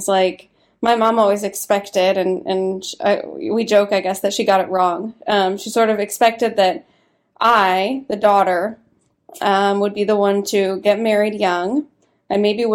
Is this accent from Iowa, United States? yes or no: yes; Iowa, United States; moved away as an adult; also born or lived in Nebraska; now in Washington, United States; I was born in Nebraska. And then my parents got divorced when I was five, and we moved to Iowa when my mom got remarried. So grew up in like a very conservative pocket.